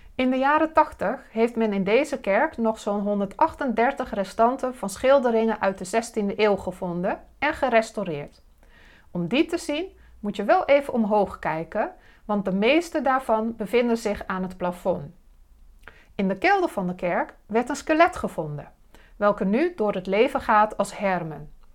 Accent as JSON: {"language": "Dutch", "town": "Dalfsen", "region": "Overijssel", "country": "Netherlands", "tie": "born or raised there", "said": "van Zwolle naar Dalsen, het dorp waar ik ben opgegroeid."}